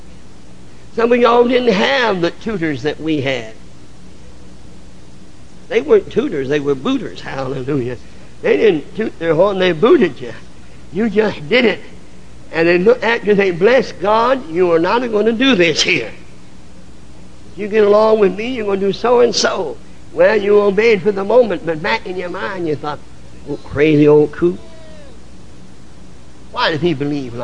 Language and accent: English; the North, United States; I come from the North. Northern churches in general were never what we call holiness minded.